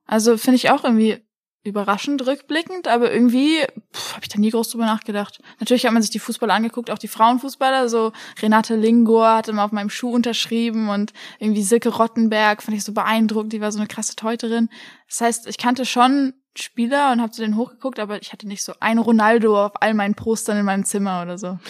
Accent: Oppenheim, Rhineland-Palatinate, Germany; moved away as an adult; also born or lived in Kiel; now in Frankfurt, Germany; ich bin in Oppenheim aufgewachsen

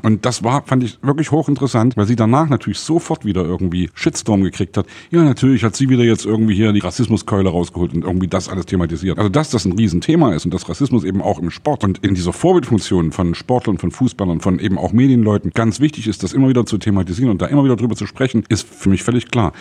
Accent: Saxony, Germany; ich komme aus Sachsen

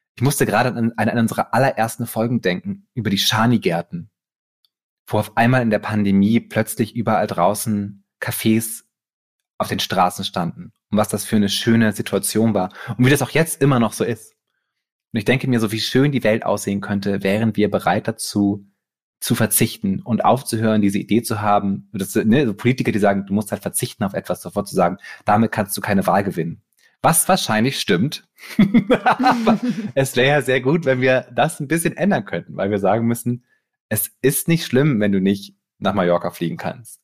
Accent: Bremen, Germany; moved away; ich komme halt aus Bremen

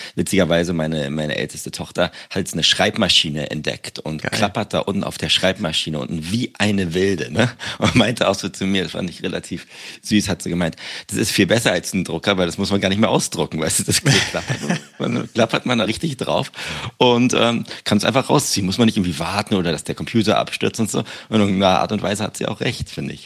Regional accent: Berlin, Germany; moved away; ich bin jetzt in meiner Heimat

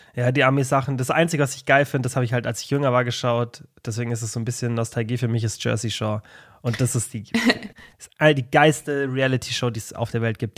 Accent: Germany; bei uns in Deutschland

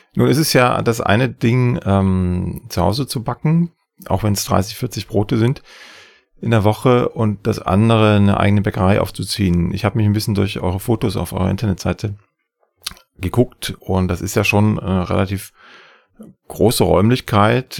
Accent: Saxony, Germany; im schönen Sachsen, meinem Heimatland

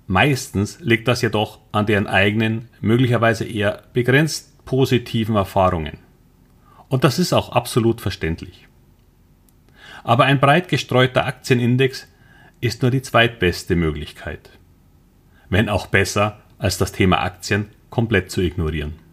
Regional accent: Munich, Bavaria, Germany; now in Hamburg, Germany; Wie man wahrscheinlich unschwer hört, bin ich ursprünglich ein Münchner. Aber ich lebe jetzt seit über zehn Jahren in Hamburg.

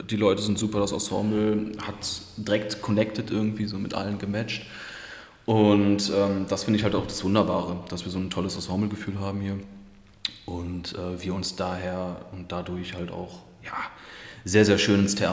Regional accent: Krefeld, North Rhine-Westphalia, Germany; also born or lived in Düsseldorf; Also in Düsseldorf geboren, in Krefeld aufgewachsen und genau.

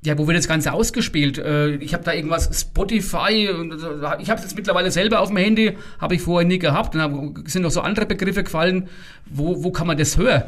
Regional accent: Lower Franconia, Bavaria, Germany; wir sind schließlich Unterfranken

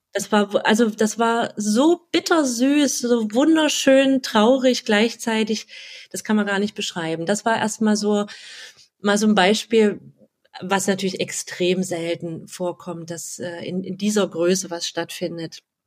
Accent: Halle, Saxony-Anhalt, Germany; also born or lived in near Leipzig; now in Leipzig, Germany; Ich wohne ganz in der Nähe von Leipzig und ja, bin 39 Jahre alt, gebürtige Hallenserin, deswegen sind wir uns vom Dialekt auch ein bisschen näher

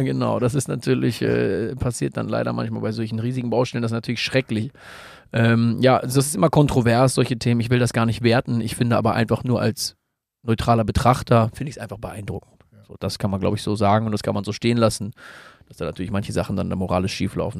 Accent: Germany; hier bei uns in Deutschland

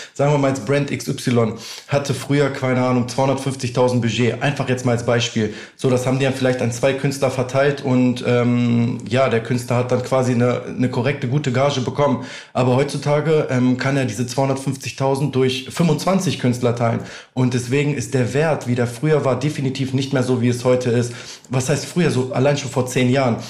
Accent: near Hanover, Lower Saxony, Germany; moved away as an adult; also born or lived in Albania; now in Düsseldorf, Germany; ich bin ja aufgewachsen in der Nähe von Hannover

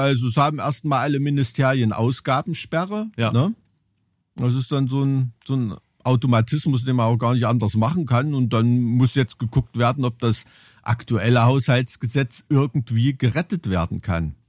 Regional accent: East Germany, Germany; als Kind in der DDR

